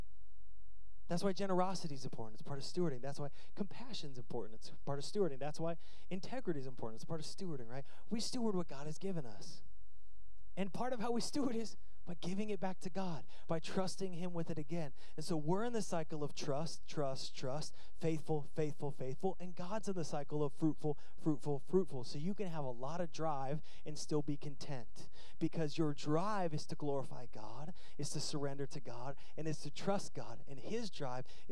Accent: United States; I'm American through and through

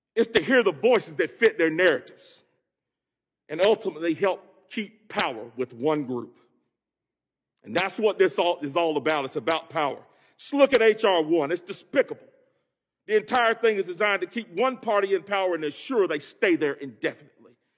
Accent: Greensboro, North Carolina, United States; hail from Greensboro, home of the Woolworth sit-ins, an epicenter of the civil rights movement. I grew up poor as the ninth of ten children

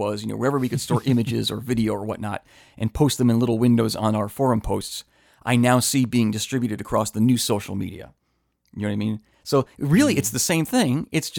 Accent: Midwest, United States; Let's jump on the plane because I'm from the Midwest and we flew out to L.A.

